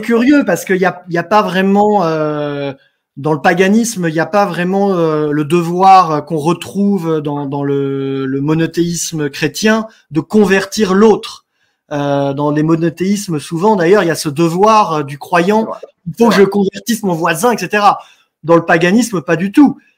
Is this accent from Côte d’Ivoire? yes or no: no; France; Nous sommes chez nous, nous sommes sur notre terre, nous sommes des Français